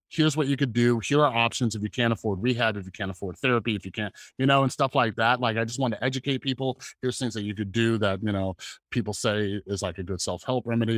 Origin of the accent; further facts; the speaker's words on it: California, United States; now in Las Vegas, United States; I'm from California, and I only moved, like, one state over, so I'm in Las Vegas